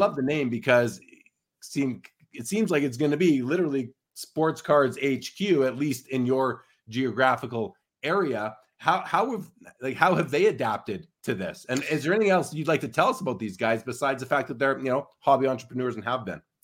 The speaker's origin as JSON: {"language": "English", "town": "Winnipeg", "region": "Manitoba", "country": "Canada", "moved": "yes", "lives_now": "Calgary, Canada", "said": "I'm originally from Winnipeg"}